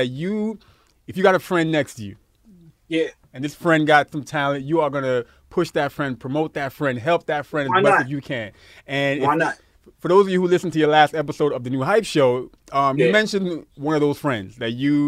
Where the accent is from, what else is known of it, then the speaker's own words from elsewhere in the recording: New York City, New York, United States; Growing up in Brooklyn